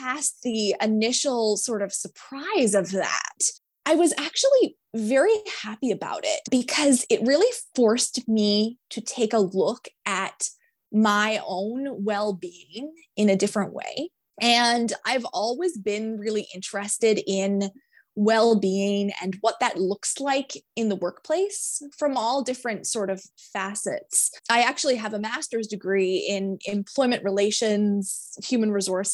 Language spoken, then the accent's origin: English; Eastern Canada, Canada; I am from Eastern Canada